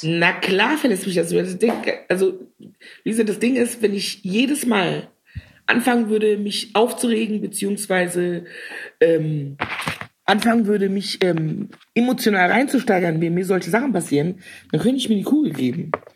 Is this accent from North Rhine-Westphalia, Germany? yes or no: yes; Cologne, North Rhine-Westphalia, Germany; die Frau, die sie vor sich sehen eine kölsche, rheinische, witzige, dominante Frau